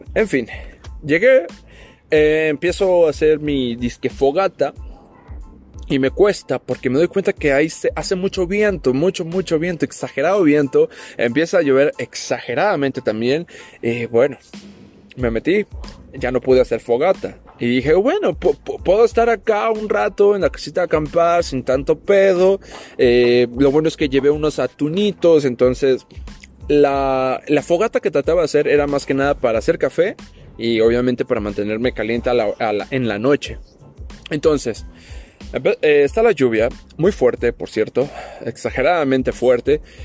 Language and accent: Spanish; Tapachula, Chiapas, Mexico; moved away; cuando todavía vivía en mi pueblito, en mi ciudad Tapachula, Chiapas, México